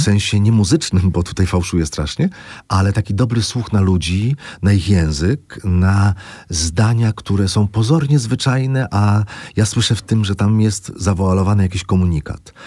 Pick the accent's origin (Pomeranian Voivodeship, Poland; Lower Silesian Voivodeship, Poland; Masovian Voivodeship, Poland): Lower Silesian Voivodeship, Poland; Złotoryja; moved away; byłem w Złotoryi mojej